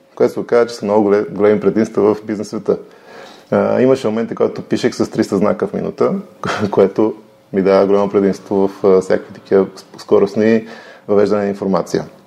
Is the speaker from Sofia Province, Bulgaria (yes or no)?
yes; Bozhurishte, Sofia Province, Bulgaria; also born or lived in Ihtiman; Траса съм в Божурище, което се намира до София